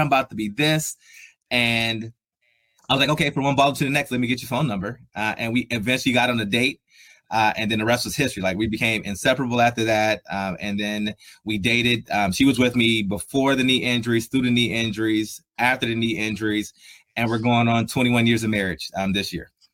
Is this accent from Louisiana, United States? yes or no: no; Columbus, Ohio, United States; moved away as an adult; also born or lived in Buffalo, New York; I'm from Columbus, Ohio. So I'm I'm a Buckeye through and through, born and raised there.